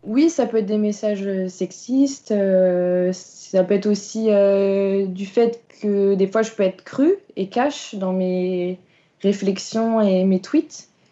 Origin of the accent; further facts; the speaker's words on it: Vitré, Brittany, France; je suis originaire de Vitré